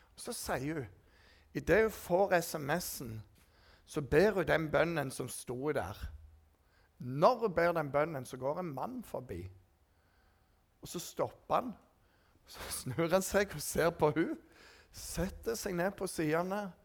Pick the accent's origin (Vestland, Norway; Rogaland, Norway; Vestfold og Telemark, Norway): Rogaland, Norway; For jeg var rogalending. Og jeg er jo rogalending.